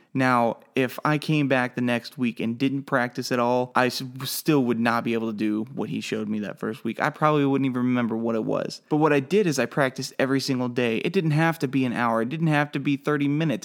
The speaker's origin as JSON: {"language": "English", "town": "McLoud", "region": "Oklahoma", "country": "United States", "moved": "as an adult", "lives_now": "Harrisonburg, United States", "said": "I am from McLeod, Oklahoma"}